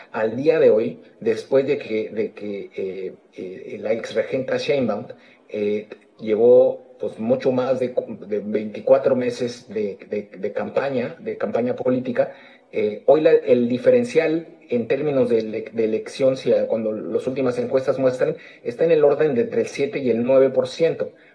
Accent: Mexico; moved away; como mexicano en el exterior

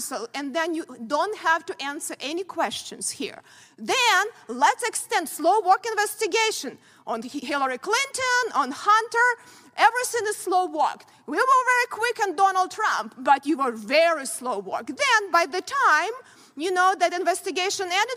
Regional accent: Ukraine; born or raised there; moved away as an adult; now in United States

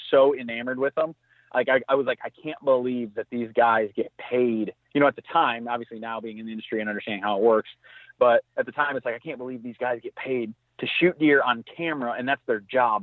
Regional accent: Southwest Michigan, United States; I grew up in Southwest Michigan

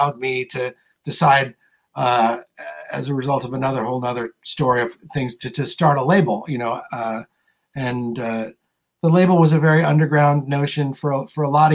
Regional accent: California, United States; I'm definitely from California

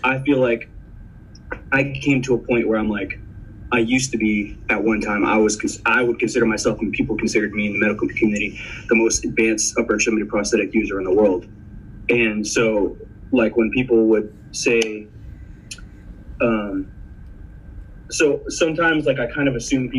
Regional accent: the Rio Grande Valley, South Texas, United States; first language Spanish; English is a second language; also born or lived in Houston, Texas / San Antonio, Texas; I grew up between Valley and South Texas and Houston because my parents were divorced, but I was born in San Antonio

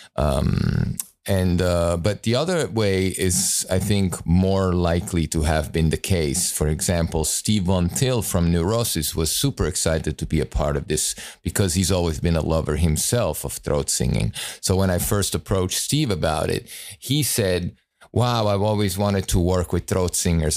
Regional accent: Italy; moved away; I grew up in Italy

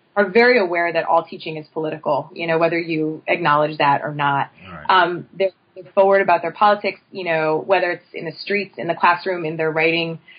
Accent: State College, Pennsylvania, United States; moved away as an adult; also born or lived in Brooklyn; I'm originally from State College, Pennsylvania

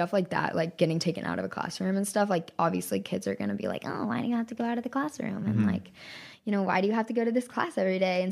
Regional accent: Texas, United States; I'm from Texas

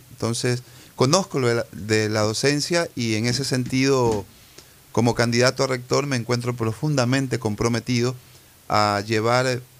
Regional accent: Ecuador; also born or lived in Cuba

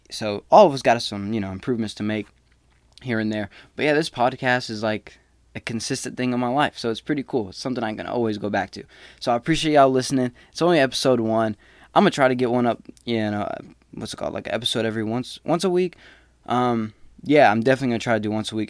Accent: Smyrna, United States; moved away as an adult; I came from Smyrna. The whole town is maybe seventy thousand. A high school, we were, like, four grand, not even two. My graduating class was four seventy-eight

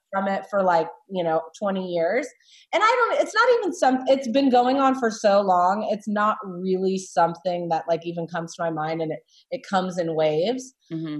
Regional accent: South Carolina, United States; moved away as an adult; also born or lived in Los Angeles; I grew up in South Carolina

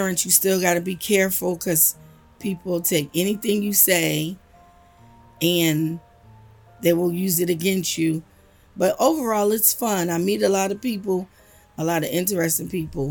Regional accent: Asbury Park, New Jersey, United States; moved away as an adult; now in South Carolina, United States; I'm from Asbury Park, New Jersey. I now live in South Carolina

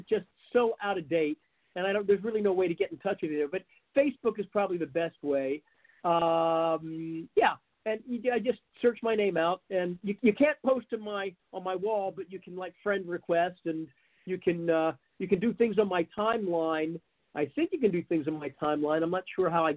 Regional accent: Lancaster, Pennsylvania, United States; moved away; I'm originally from Lancaster

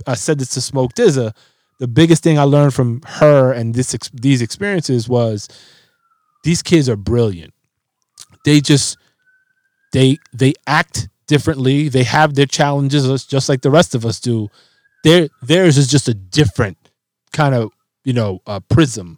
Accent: New York City, New York, United States; growing up in the Bronx

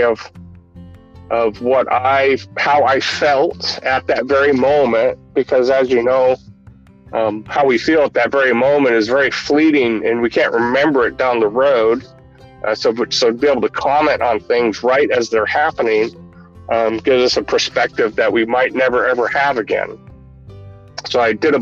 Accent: Washington, United States; I'm from Washington State

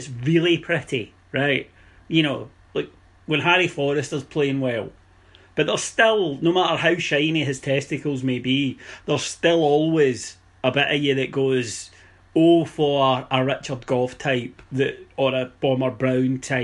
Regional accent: Scotland, United Kingdom; growing up in Scotland

